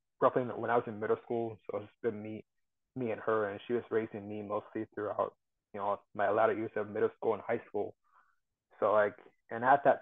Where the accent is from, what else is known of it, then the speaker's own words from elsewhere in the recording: Ames, Iowa, United States; also born or lived in Cedar Falls, Iowa; I'm from Ames, Iowa, which is like central Iowa